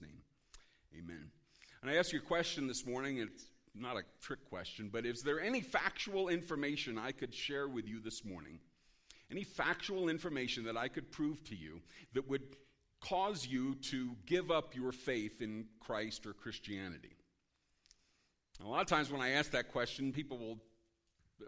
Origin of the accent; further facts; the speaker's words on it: Philadelphia, Pennsylvania, United States; now in Maine, United States; I'm originally from Philadelphia. I now live in Maine